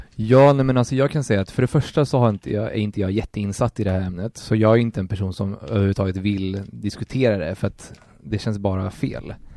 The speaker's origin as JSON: {"language": "Swedish", "country": "Colombia", "moved": "yes", "lives_now": "Sweden", "said": "jag är från Colombia, jag är inte adopterad"}